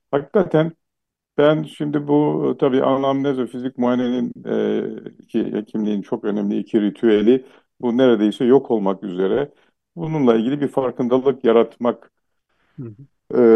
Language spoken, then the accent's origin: Turkish; Black Sea Region, Turkey; first language Laz; Turkish is a second language; E, ve ben de gerçek Laz'ım. Ana dilim Lazca.